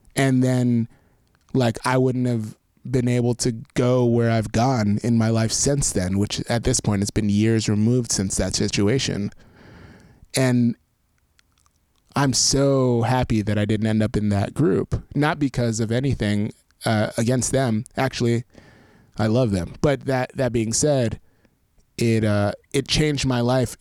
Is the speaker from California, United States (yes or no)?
no; New York, United States; I grew up in New York, so, like, I had access to all that stuff